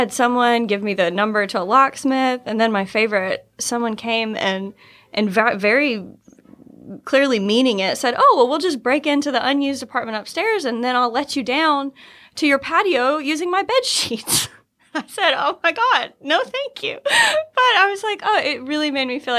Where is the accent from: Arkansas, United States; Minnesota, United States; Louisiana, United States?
Arkansas, United States; Little Rock; I'm from Little Rock, Arkansas